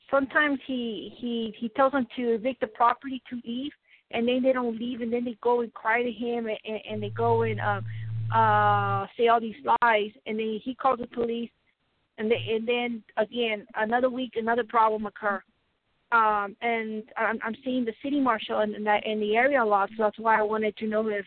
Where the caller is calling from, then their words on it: Colorado, United States; it's like kind of Colorado